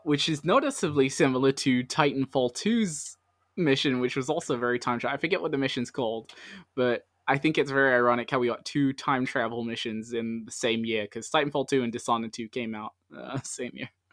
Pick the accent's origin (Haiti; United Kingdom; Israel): United Kingdom; London; I'm from London